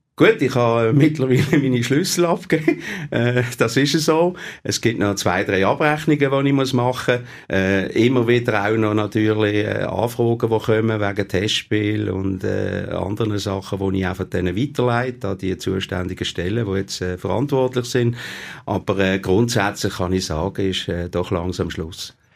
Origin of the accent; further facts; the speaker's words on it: Basel, Basel-Stadt, Switzerland; nicht weit war von meinem Geburtsort, dem Kleinbasel.